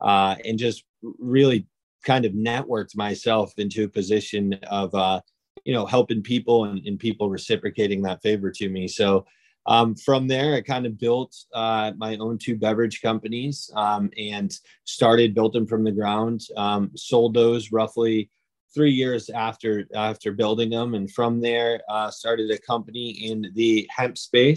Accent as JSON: {"language": "English", "town": "Webster", "region": "Massachusetts", "country": "United States", "tie": "born or raised there", "said": "I'm actually born and raised in Webster, Massachusetts"}